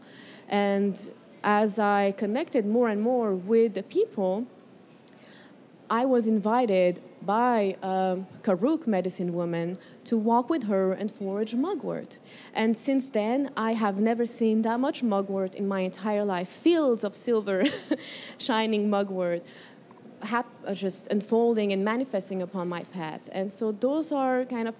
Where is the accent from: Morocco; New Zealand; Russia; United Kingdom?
Morocco; moved away as an adult; also born or lived in Colombia / California; now in United States; I was born in Colombia, raised in Morocco